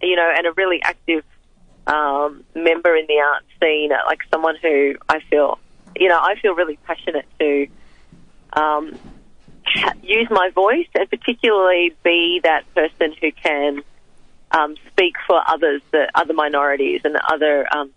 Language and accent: English; Frankston, Victoria, Australia; coming from immigrants, there always was that feeling that, well, I was born here, but what is it about being Australian that means something to me?